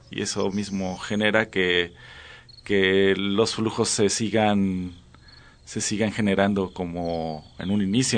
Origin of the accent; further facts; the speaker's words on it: Xalapa, Veracruz, Mexico; now in Chiapas, Mexico; Yo soy de Jalapa, Veracruz